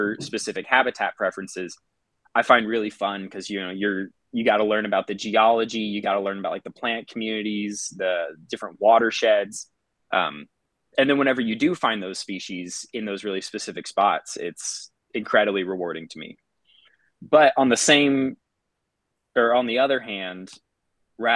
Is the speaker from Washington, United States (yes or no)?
no; San Antonio, Texas, United States; also born or lived in New Mexico; Lived in and around San Antonio for most of my childhood, at least the parts that I can remember. I was born out in New Mexico, but we moved when I was really young